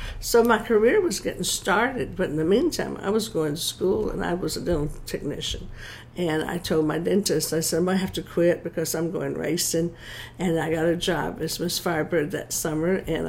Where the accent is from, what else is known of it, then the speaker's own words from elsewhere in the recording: Georgia, United States; Yes, I am.